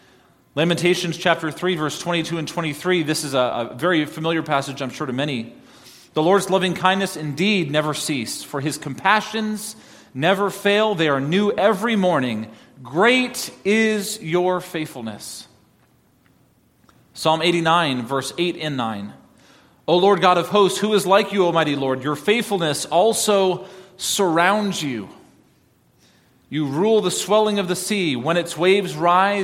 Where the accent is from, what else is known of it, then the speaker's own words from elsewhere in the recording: New York, United States; moved away; I grew up in New York